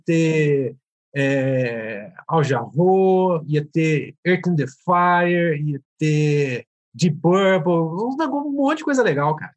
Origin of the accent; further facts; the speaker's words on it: Franca, São Paulo, Brazil; Eu sou daqui do interior de São Paulo, né? Uma cidade de Franca